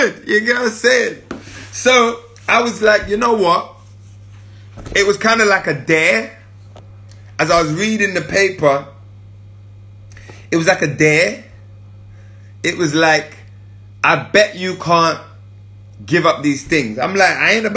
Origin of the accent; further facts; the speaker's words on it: London, United Kingdom; I grew up in Northwest